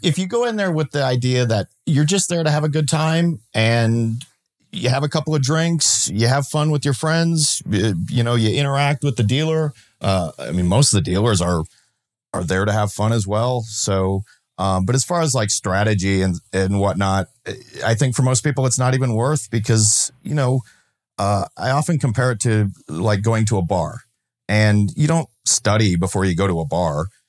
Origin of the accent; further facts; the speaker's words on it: Minnesota, United States; I grew up in Minnesota, and when I moved out of my parents' house, I moved into a rural part of the state